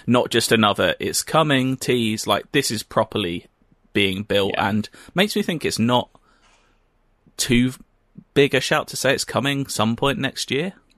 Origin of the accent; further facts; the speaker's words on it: United Kingdom; we're British.